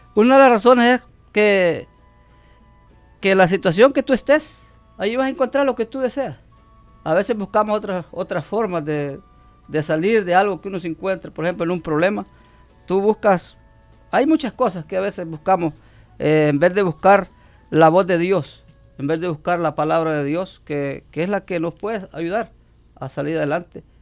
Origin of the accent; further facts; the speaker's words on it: El Salvador; now in Omaha, United States; soy salvadoreño